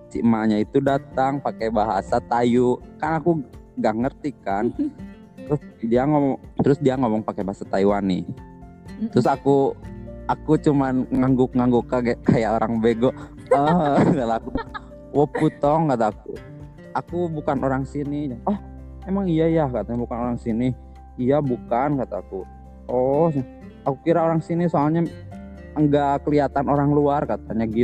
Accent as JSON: {"language": "Indonesian", "region": "West Java", "country": "Indonesia", "said": "aku bukan orang Cina aku asli itu kata aku original Sunda kata aku gitu"}